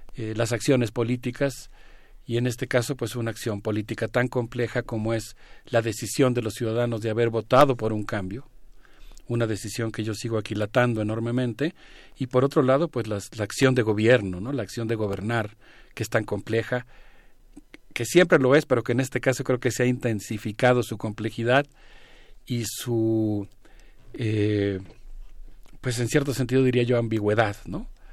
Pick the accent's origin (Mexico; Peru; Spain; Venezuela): Mexico; como mexicano